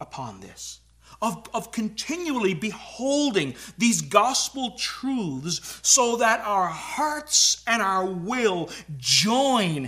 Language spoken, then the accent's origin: English; Newfoundland and Labrador, Canada; moved away as an adult; now in Ontario, Canada; I'm a lifelong Newfoundlander and moved here. And apparently, we talk a little bit different. Apparently, I have an accent.